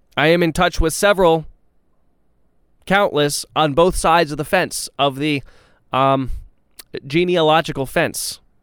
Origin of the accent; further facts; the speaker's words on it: Texas, United States; I say this as a Texan. I say this as someone who owns property in Texas, went to school in Texas, has a lot of friends in Texas